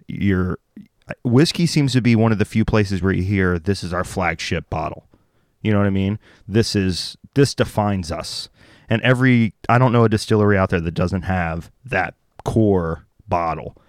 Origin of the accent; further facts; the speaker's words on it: the South, United States; I grew up in the South